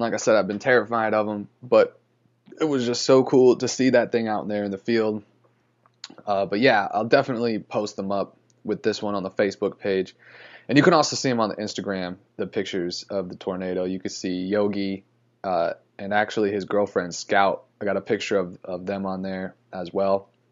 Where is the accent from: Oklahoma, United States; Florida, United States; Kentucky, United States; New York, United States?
Florida, United States; moved away; I'm from Florida